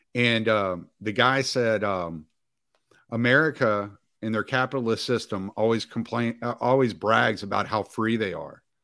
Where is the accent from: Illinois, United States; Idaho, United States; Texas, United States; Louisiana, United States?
Louisiana, United States; Cajun; I'm Cajun